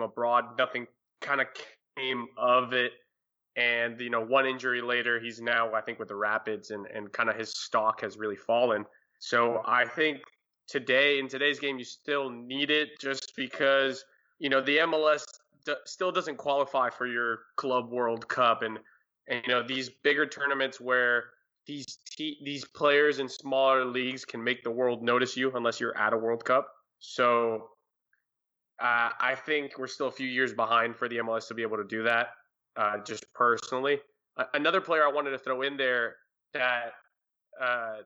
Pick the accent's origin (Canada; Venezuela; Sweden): Venezuela; moved away; I'm from Venezuela